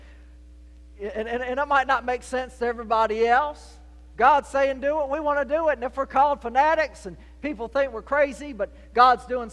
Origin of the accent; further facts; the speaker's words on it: Portsmouth, Virginia, United States; moved away as an adult; also born or lived in North Carolina / Georgia; now in South Carolina, United States; I was the boy born and raised in Portsmouth, Virginia